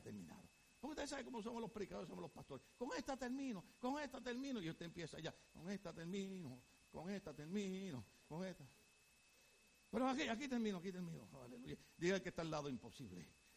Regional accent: Puerto Rico; Yo soy puertorriqueño

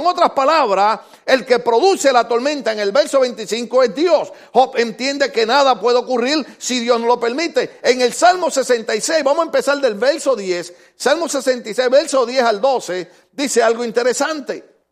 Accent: Puerto Rico; En mi país hay un lugar, una islita que se llama Caja de Muertos

